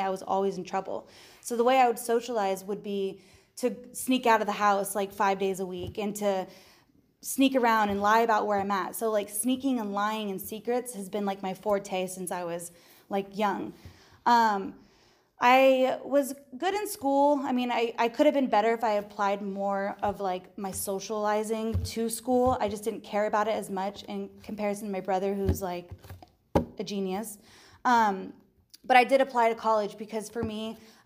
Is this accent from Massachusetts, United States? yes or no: no; San Diego, California, United States; also born or lived in Palm Desert, California; I grew up in San Diego